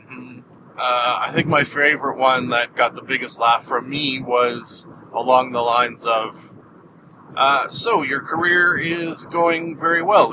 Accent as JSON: {"language": "English", "country": "Canada", "said": "I am Canadian"}